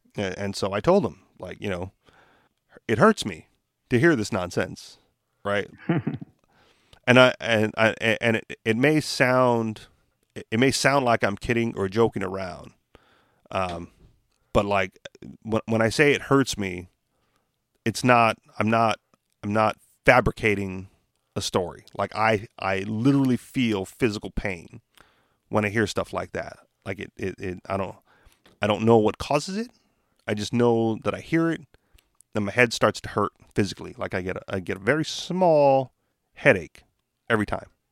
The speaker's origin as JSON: {"language": "English", "country": "United States", "said": "what they would describe as an American citizen"}